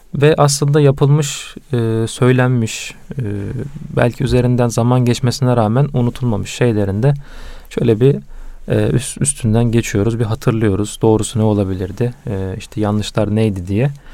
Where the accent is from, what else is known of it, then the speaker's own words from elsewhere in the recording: Karaman Province, Turkey; ben Karamanlıyım